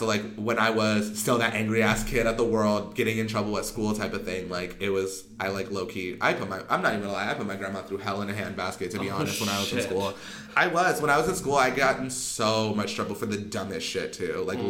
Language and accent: English; California, United States; If I wanted to, I'm from the hood. Like, I am from California.